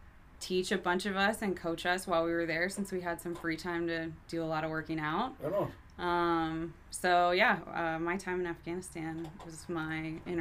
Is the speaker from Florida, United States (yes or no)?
yes; Melbourne, Florida, United States; moved away; I am from Melbourne. Kind of a small town, east coast of Florida. So I grew up on the beach.